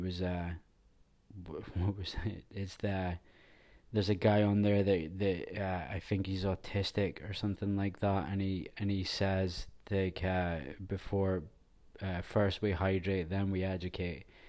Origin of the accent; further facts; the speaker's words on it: Scotland, United Kingdom; Being Scottish, we're just not built for the heat because it's so cold